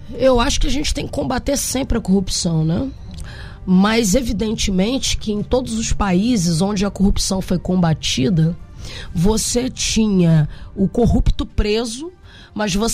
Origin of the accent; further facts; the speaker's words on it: Niterói, Rio de Janeiro, Brazil; um estaleiro referência da indústria naval nesse país, lá na minha cidade, em Niterói